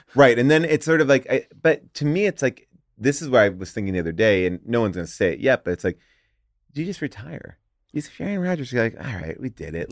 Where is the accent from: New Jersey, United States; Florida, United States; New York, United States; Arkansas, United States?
New York, United States; I grew up in New York.